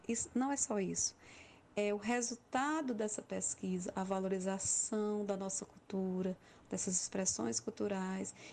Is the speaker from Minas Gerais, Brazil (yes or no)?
no; Crato, Ceará, Brazil; Eu sou da região do Cariri também, nasci na cidade do Crato.